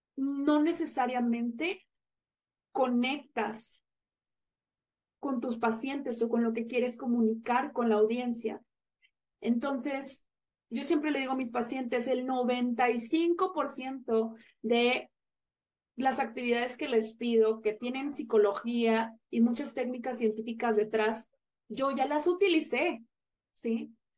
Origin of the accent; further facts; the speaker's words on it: Monterrey, Nuevo León, Mexico; no me sentía segura en mi ciudad natal, que es Monterrey.